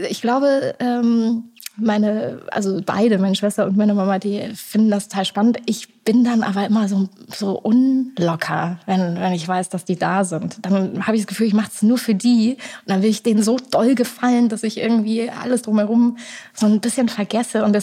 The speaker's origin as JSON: {"language": "German", "town": "Erfurt", "region": "Thuringia", "country": "Germany", "tie": "born or raised there", "said": "ich war jetzt äh, vor ein paar Wochen in meiner Heimat, die du auch so gut findest in Erfurt, und äh, saß da zum ersten Mal wieder auf einem Fahrrad"}